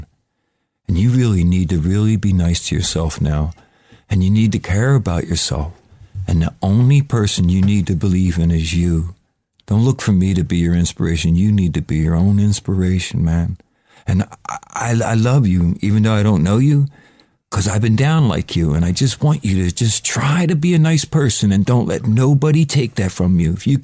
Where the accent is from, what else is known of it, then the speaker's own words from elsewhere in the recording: Philadelphia, Pennsylvania, United States; moved away as an adult; now in England; the hellhole I was raised in Philadelphia